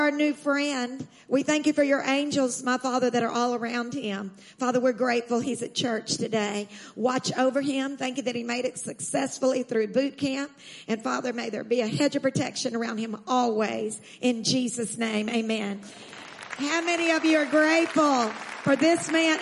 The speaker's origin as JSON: {"language": "English", "region": "Texas", "country": "United States", "said": "I'm from Texas"}